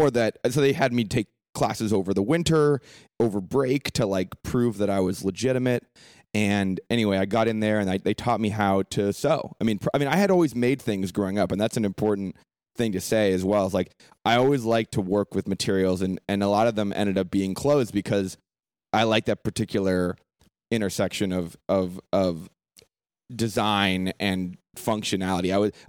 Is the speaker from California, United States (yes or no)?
yes; San Francisco, California, United States; I was, growing up in San Francisco, I think, defined a lot of what I am now because it's an international city. When I was growing up, I'm 29 now